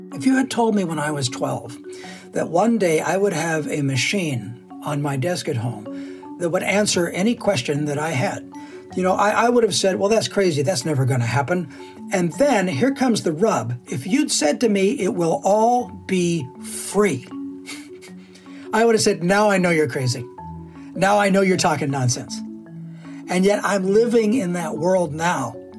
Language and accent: English; Washington, United States; now in Canada; I am technically from the state of Washington